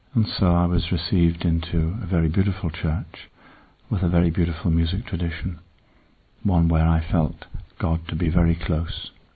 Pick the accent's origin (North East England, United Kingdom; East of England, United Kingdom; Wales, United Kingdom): North East England, United Kingdom; Northumberland; I was born beyond the Roman wall which separates England and Scotland in Northumberland